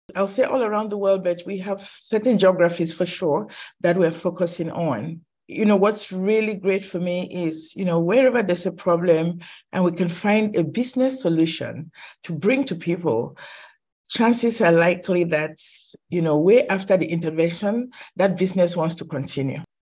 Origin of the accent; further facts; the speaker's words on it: Cameroon; I think I was born in Cameroon